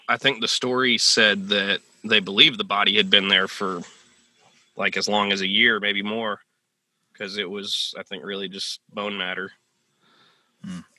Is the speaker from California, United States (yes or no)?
yes; California, United States; moved away as an adult; now in Sanford, United States; growing up in California and experiencing earthquakes